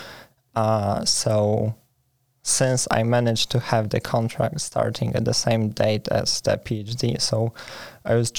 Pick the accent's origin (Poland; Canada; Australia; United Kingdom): Poland; moved away as an adult; now in Sweden; I come from Poland.